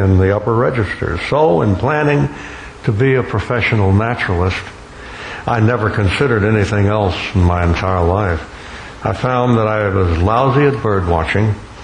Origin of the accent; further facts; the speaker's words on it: Gulf Coast of Alabama, United States; also born or lived in Florida; growing up on the Gulf Coast of Alabama and the Florida Peninsula.